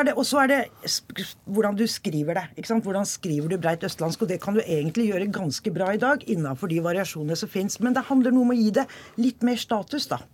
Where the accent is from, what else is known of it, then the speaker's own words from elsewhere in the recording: Hokksund, Buskerud, Norway; Jeg er jo, eh, er jo fra Hokksund